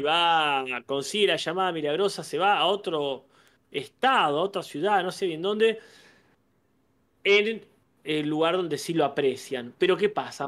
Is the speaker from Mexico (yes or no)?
no; Argentina; crecí en Argentina